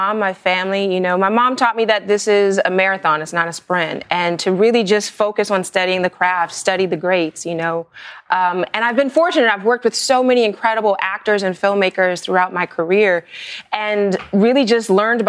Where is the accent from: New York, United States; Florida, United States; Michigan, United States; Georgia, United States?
New York, United States; I was born here in New York